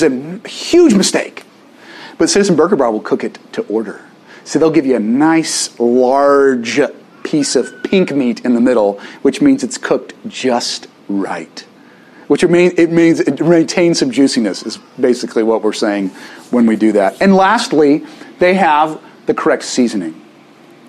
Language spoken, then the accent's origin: English; Little Rock, Arkansas, United States; moved away; I grew up in Little Rock.